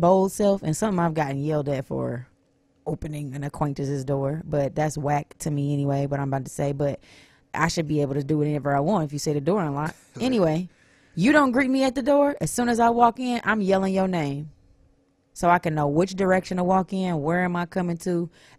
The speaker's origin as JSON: {"language": "English", "town": "St. Louis", "region": "Missouri", "country": "United States", "moved": "yes", "lives_now": "Detroit, United States", "said": "I'm from St. Louis, Missouri"}